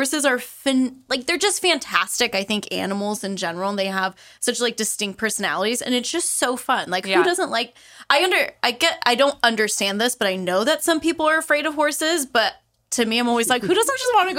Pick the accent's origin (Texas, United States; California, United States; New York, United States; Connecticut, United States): California, United States; Central Valley; now in Livermore, United States; where I grew up in the Central Valley, there it's mostly Western riding, and there's not too much English. So for me moving here, it was interesting.